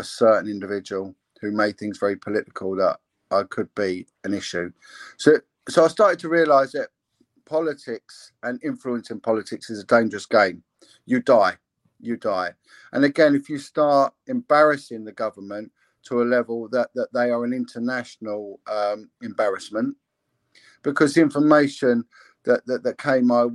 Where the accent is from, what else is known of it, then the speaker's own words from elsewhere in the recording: England, United Kingdom; I'm English